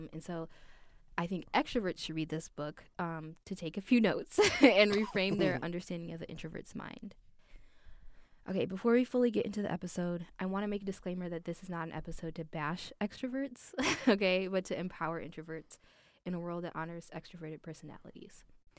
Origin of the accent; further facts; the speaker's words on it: Chicago, Illinois, United States; And I grew up in Chicago, in the Chicagoland area, so it's I'm used to it being cold.